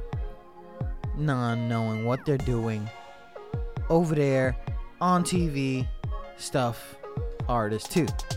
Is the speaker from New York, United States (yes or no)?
yes; New York, United States; now in Virginia, United States; I'm from New York